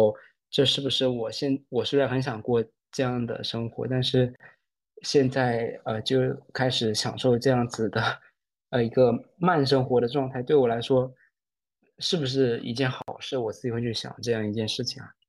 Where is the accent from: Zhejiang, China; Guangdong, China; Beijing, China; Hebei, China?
Guangdong, China; Shenzhen; moved away as an adult; also born or lived in Sichuan / Chengdu; now in Shanghai, China; 我就真是从小在深圳长大，